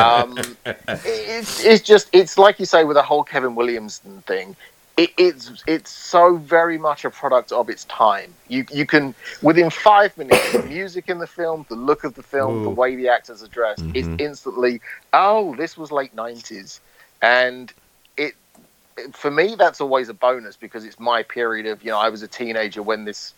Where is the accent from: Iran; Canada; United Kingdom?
United Kingdom; growing up in the UK, growing up in Britain, our school system is so vastly different to the American school system.